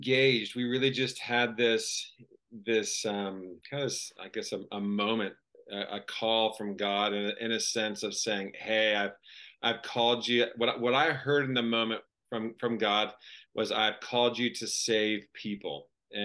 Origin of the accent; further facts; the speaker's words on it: Florida, United States; moved away as an adult; also born or lived in Australia / Montana; grew up in Florida